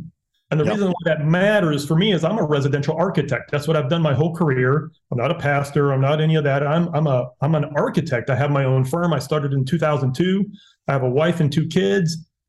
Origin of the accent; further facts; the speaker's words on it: Dominican Republic; My parents were missionaries. I grew up in the Dominican Republic. So as white boys, I look, I speak fluent Spanish.